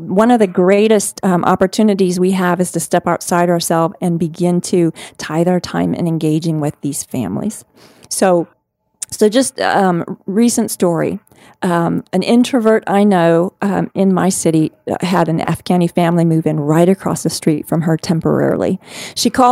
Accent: United States; my hometown of the United States

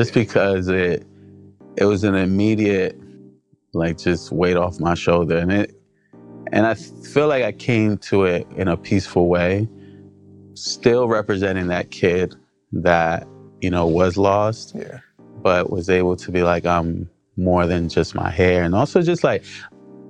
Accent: New York City, New York, United States; also born or lived in New Jersey; I grew up in Brooklyn and also lived in Jersey when my parents separated.

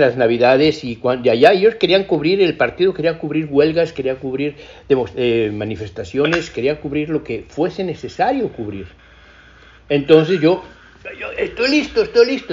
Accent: Mexico; moved away as an adult; also born or lived in England; siendo muy mexicano

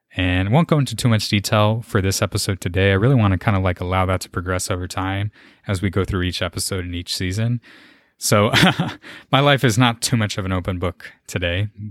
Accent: San Antonio, Texas, United States; born and raised, lived here in San Antonio my whole life

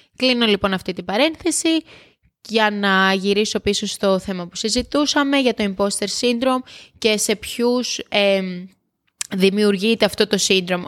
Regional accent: Kefalos, South Aegean, Greece; moved away; Το χωριό μου είναι Κέφαλο, στο νησί

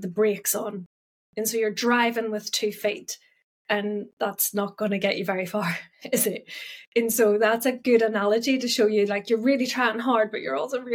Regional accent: Northern Ireland, United Kingdom; I'm actually Northern Irish.

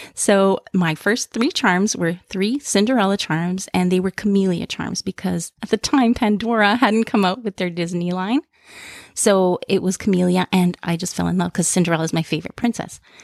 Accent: Toronto, Ontario, Canada; I'm from Toronto, Canada

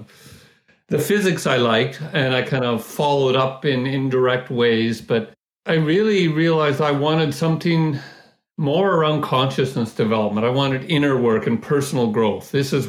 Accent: Vancouver, British Columbia, Canada; No, Vancouver. And we drive to Seattle for concerts, yeah.

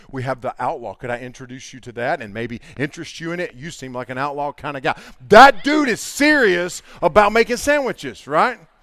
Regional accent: the Bible Belt, United States; there's a bunch of us from the Bible Belt

